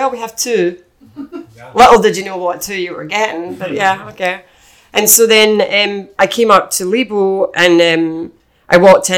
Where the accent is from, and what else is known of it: Scotland, United Kingdom; accent: Scottish; moved away as an adult; also born or lived in London / Ireland; now in United States